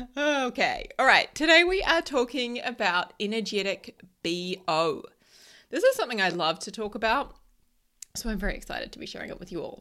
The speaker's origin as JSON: {"language": "English", "country": "New Zealand", "said": "I'm from New Zealand and I'm a Kiwi"}